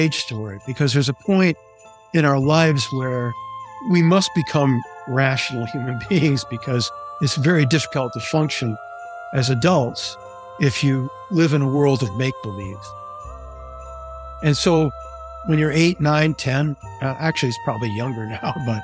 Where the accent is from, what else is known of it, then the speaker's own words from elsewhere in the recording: Grand Rapids, Michigan, United States; Grand Rapids, my hometown